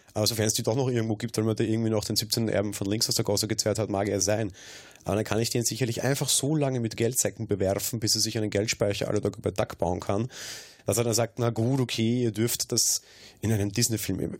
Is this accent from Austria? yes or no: yes; Austria; bei uns in Österreich